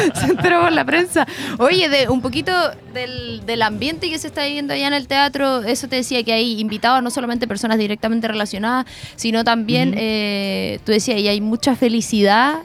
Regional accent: Concepción, Biobío, Chile; así como full penquista

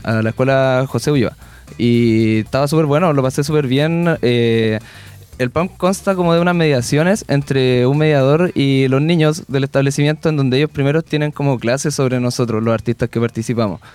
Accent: Lota, Biobío, Chile; yo en mi caso empecé en Lota, que es la misma provincia de ellos, somos del Golfo de Arauco

